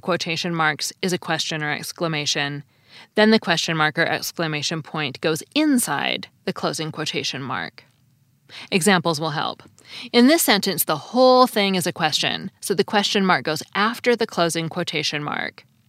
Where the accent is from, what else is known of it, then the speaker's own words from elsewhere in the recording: United States; As an American